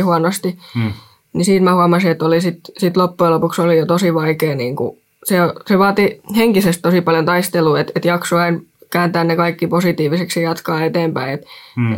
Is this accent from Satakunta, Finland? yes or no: yes; Rauma, Satakunta, Finland; mä tuun Raumalta